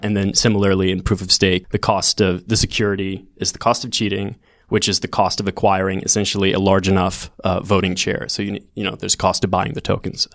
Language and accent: English; Sweden; moved away as an adult; also born or lived in California; I'm originally from Sweden, moved to California to do a C S at Stanford four years ago in twenty fourteen